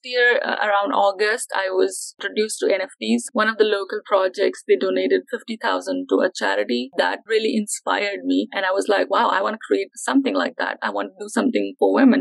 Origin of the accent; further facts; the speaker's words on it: India; moved away as an adult; now in New Zealand; I'm originally from India and I'm based in New Zealand. I came here to study business.